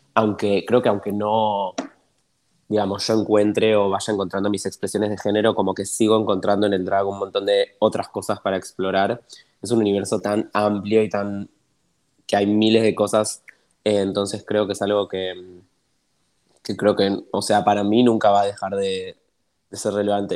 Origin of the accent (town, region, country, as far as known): Argentina